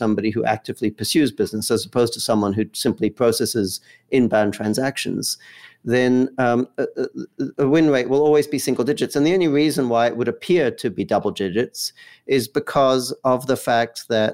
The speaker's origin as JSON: {"language": "English", "country": "Australia", "tie": "born or raised there", "moved": "as an adult", "lives_now": "Los Angeles, United States", "said": "I'm based in Los Angeles, although I grew up in Australia"}